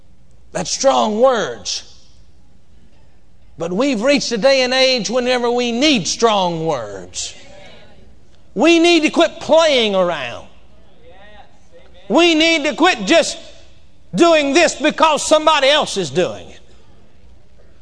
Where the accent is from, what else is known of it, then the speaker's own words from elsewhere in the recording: Texas, United States; I come from Texas and we say whooping down there where I come from